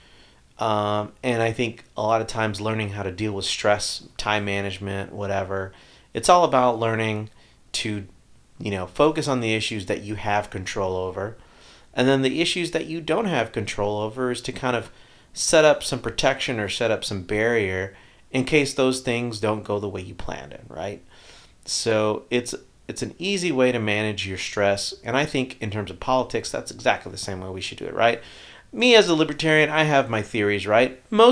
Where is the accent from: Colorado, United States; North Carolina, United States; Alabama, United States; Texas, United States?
Texas, United States